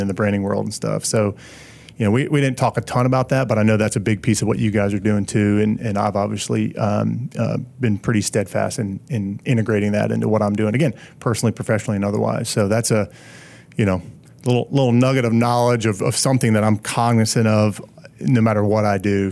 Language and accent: English; Pennsylvania, United States; moved away as an adult; also born or lived in Charlotte; I'm from Pennsylvania